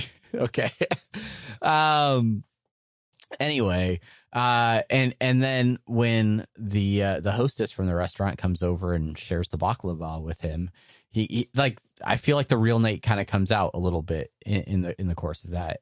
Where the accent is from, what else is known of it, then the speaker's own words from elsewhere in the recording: San Diego, California, United States; moved away; growing up in San Diego